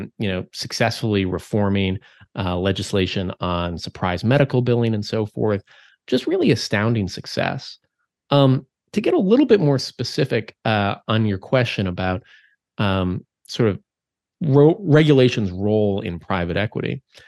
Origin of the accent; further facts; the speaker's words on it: Minnesota, United States; moved away; my home state of Minnesota